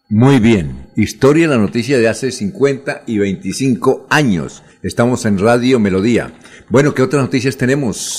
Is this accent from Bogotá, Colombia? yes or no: no; Bucaramanga, Santander, Colombia; yo soy periodista, que tal, de, soy de Bucaramanga